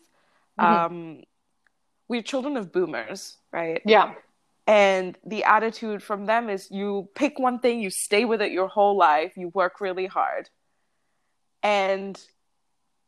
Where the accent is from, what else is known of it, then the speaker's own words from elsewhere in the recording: Malaysia; I grew up in Asia as well. I grew up in Malaysia.